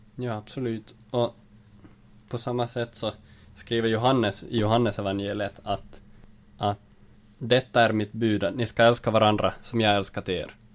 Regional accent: Jakobstad, Ostrobothnia, Finland; moved away as an adult; now in Vaasa, Finland; jag kommer från Jakobstad, bor för tillfället i Vasa

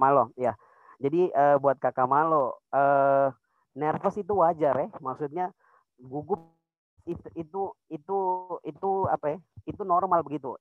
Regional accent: Pegunungan Bintang Regency, Highland Papua, Indonesia; moved away as an adult; now in Jayapura, Indonesia; saya dari Kabupaten Pegunungan Bintang. Tapi sekarang sedang berkuliah di Kota Jayapura

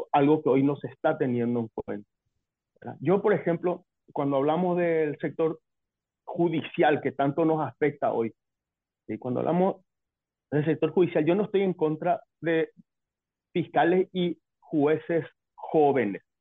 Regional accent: Paraguay

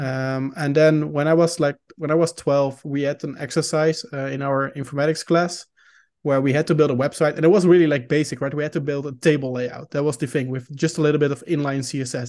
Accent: Netherlands; first language Dutch; English is a second language; I'm Dutch, so I'm from the Netherlands. Uh, we speak Dutch here.

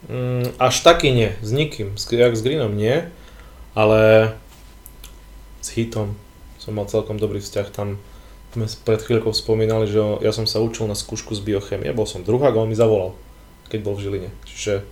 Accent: Vranov nad Topľou, Prešov Region, Slovakia; on dokonca bol u nás vo Vranove.

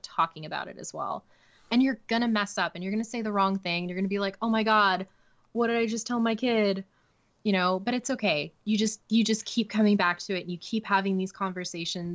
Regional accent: Canada; I'm not American, I'm Canadian.

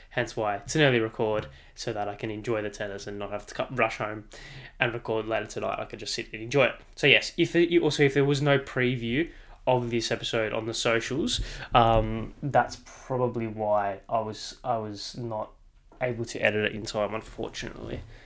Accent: Australia; as an Australian

